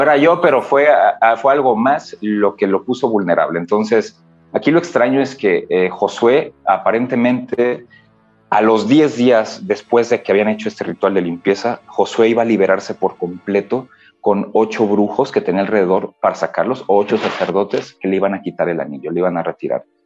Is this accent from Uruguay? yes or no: no; Michoacán, Mexico; yo soy de Michoacán